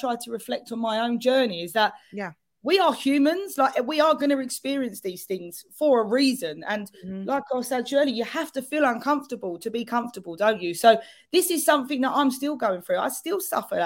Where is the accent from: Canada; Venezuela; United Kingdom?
United Kingdom; London; accent: London; my very London accent